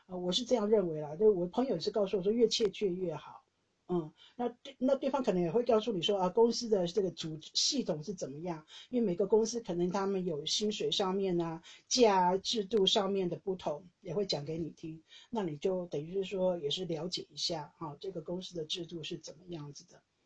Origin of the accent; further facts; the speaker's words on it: Taiwan; moved away as an adult; now in Netherlands; 我是台湾人